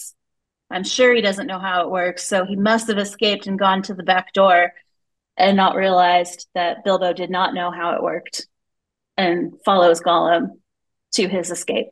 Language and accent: English; Seattle, Washington, United States; growing up in Seattle